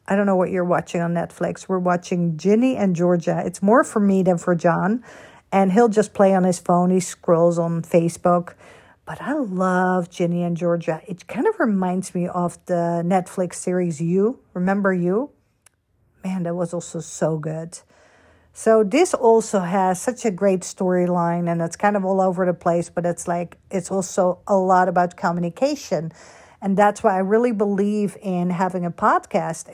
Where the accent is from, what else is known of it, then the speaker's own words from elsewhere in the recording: Netherlands; also born or lived in Florida / California / Boston / New York; now in United States; Born and raised in Holland